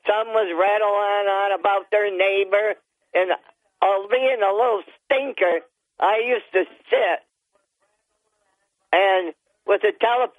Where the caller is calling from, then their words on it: Town of Dickinson, New York, United States; from Town of Dickinson.